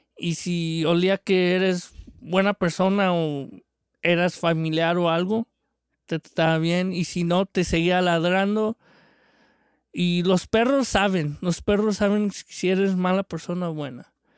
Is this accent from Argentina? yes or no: no; Mexico; de chico yo tuve en México tuvimos varios perros de mis tíos